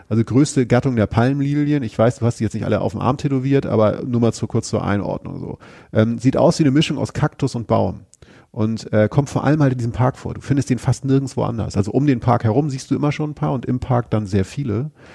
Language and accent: German; Germany; wir jetzt als Deutsche